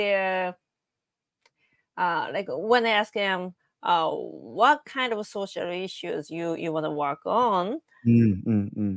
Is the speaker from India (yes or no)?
no; Japan; now in New York, United States